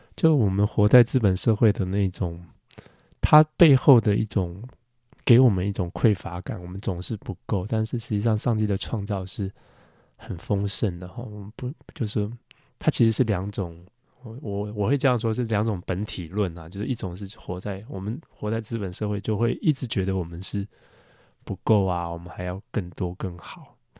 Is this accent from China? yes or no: no; Taiwan; 就比如说我们在台湾长大